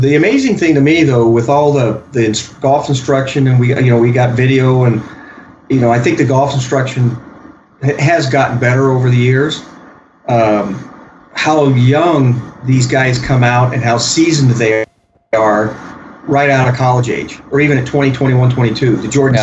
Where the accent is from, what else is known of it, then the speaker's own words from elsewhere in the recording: Arizona, United States; when I grew up in Arizona